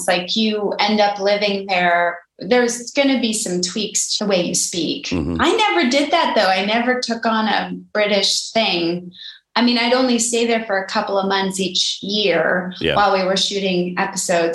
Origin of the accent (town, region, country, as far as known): United States